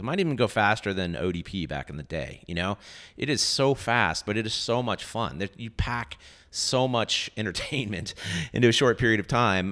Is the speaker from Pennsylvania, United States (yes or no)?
no; Bay Area, Northern California, United States; now in Texas, United States; I was born in the Bay Area, Northern California